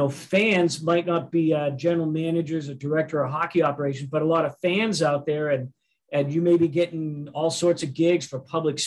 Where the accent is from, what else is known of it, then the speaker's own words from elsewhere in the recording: Tulsa, Oklahoma, United States; we're from Tulsa, Oklahoma